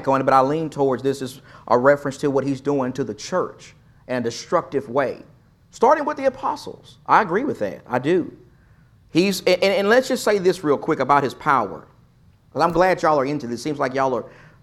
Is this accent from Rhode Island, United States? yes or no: no; East Texas, United States; I'm from East Texas. I'm country